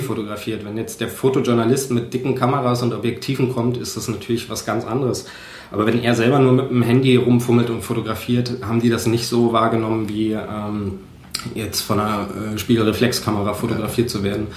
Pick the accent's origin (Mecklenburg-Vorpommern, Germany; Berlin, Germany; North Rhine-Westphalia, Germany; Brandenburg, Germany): Brandenburg, Germany; Cottbus; ich komme aus Cottbus. ich bin 1984 geboren